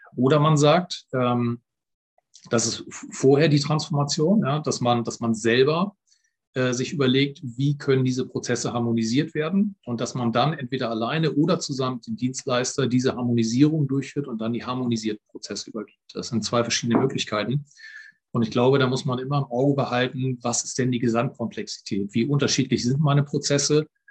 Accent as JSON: {"language": "German", "country": "Germany", "said": "bei uns in Deutschland"}